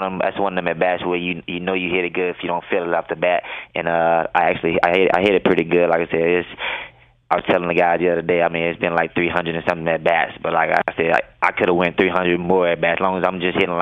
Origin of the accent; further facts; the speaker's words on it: Mississippi, United States; moved away; growing up in Mississippi